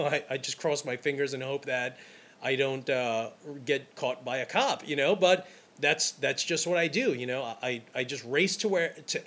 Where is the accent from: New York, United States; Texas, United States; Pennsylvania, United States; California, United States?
New York, United States; New York City; I'm from Brooklyn